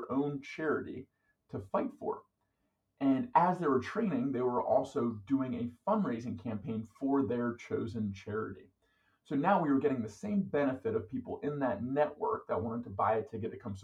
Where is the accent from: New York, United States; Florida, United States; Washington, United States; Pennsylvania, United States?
Pennsylvania, United States; Philadelphia; moved away; also born or lived in Georgia; I was born in Philadelphia, Pennsylvania